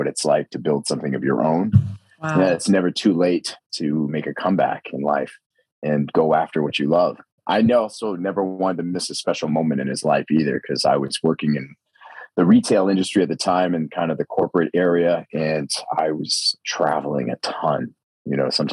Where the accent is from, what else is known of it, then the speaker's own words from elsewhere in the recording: Maine, United States; moved away as an adult; now in Austin, United States; I've been born and raised in Maine